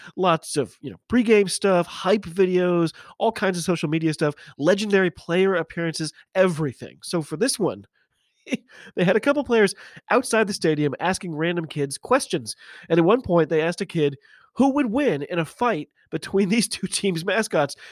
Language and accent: English; United States; I'm an American